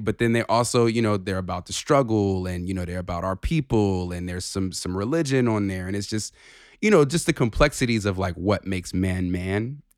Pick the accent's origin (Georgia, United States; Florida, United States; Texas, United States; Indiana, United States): Georgia, United States; I grew up something near Benjamin Mays.